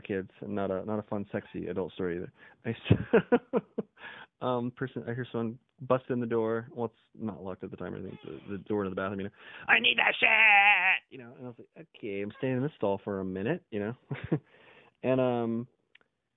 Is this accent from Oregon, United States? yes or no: yes; Portland, Oregon, United States; also born or lived in Los Angeles, California; Portland, Oregon, born and raised